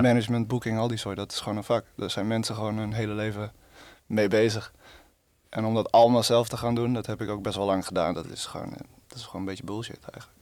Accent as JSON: {"language": "Dutch", "region": "Friesland", "country": "Netherlands", "moved": "yes", "lives_now": "Rotterdam, Netherlands", "said": "Ik kom uit Friesland. Ik woon in Rotterdam"}